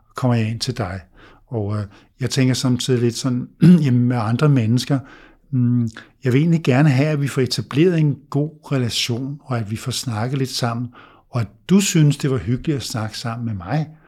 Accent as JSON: {"language": "Danish", "country": "Denmark", "said": "vi danskere"}